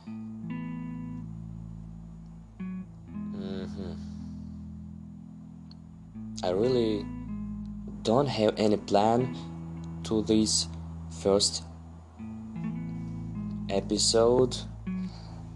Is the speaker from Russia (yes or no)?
yes; Russia; English is a second language; I'm from Russia, so I have problems with grammar and maybe with pronunciation